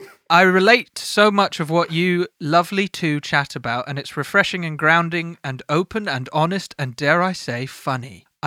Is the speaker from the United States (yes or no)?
no; Hartford, North West England, United Kingdom; But in year five, I was hanging out in Tanner's Crescent, which is near where I grew up in Hartford.